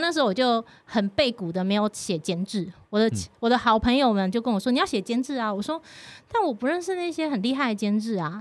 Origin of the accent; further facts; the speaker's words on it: Taiwan; 我常常被说我其实很不台湾人，对啊，嗯。包括我的闽南语就讲得很烂的那种